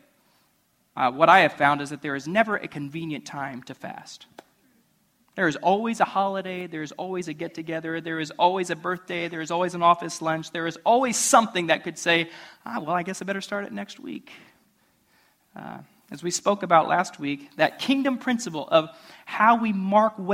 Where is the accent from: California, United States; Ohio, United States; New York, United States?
Ohio, United States; moved away; I'm from Ohio.